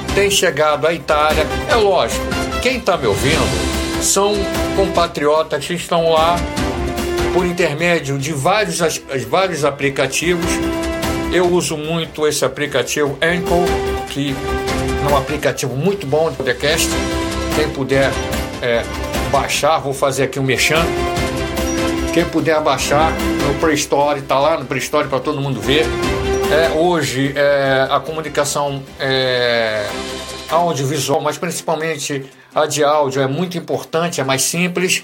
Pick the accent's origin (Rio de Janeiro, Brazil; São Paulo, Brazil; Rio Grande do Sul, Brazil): Rio de Janeiro, Brazil; Eu sou Fluminense do Estado, do Rio de Janeiro